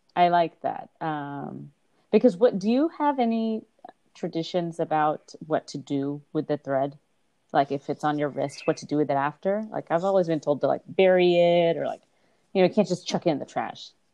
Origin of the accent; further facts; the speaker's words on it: Texas, United States; growing up in Texas where hardly anything moved